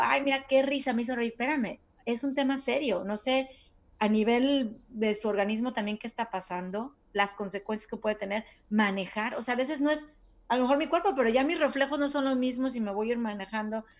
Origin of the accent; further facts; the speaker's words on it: Mexico; now in United States; yo me acuerdo que de chiquita en México